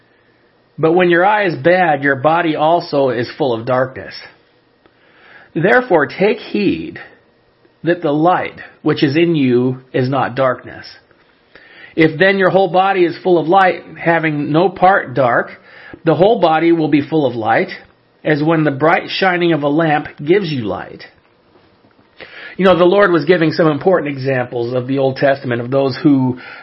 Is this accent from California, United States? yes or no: yes; California, United States; I'm originally born and raised in California